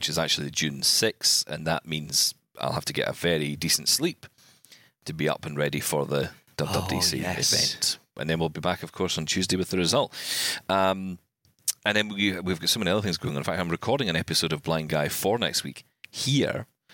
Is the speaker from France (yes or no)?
no; Scotland, United Kingdom; as a Scotsman